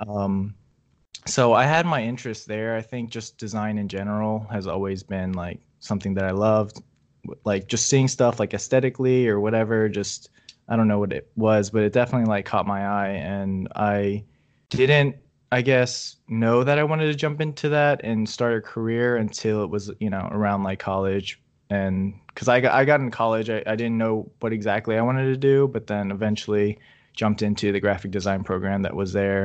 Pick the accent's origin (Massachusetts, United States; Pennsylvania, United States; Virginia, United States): Virginia, United States; I'm from Virginia